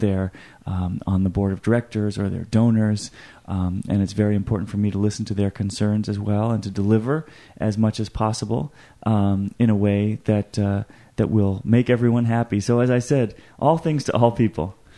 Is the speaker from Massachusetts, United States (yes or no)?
yes; Boston, Massachusetts, United States; moved away as an adult; also born or lived in Connecticut; now in Michigan, United States; I'm from Boston originally, um, went to high school there, public high school